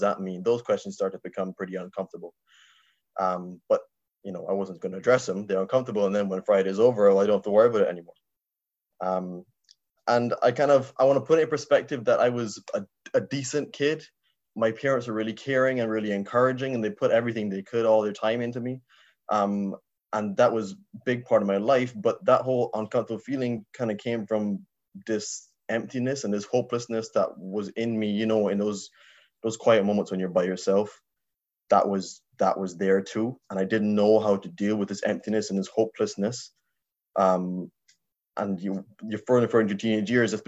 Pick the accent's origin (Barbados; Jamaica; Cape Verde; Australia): Barbados; now in Ireland; I was raised in Barbados in the Caribbean.